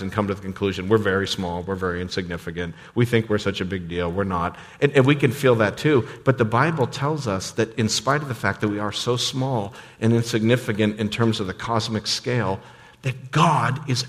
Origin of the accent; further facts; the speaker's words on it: United States; many of us as American suburbanites